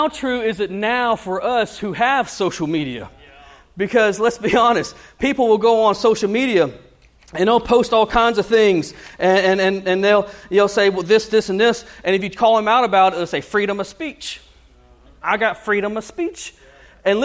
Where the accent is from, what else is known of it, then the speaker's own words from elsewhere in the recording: United States; I'm a Christian before I'm an American.